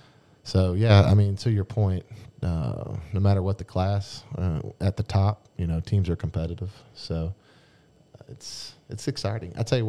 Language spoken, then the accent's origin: English; North Carolina, United States; moved away as an adult; now in West Virginia, United States; I'm from North Carolina. I grew up there, spent most of my, well, I moved up here when I was 19.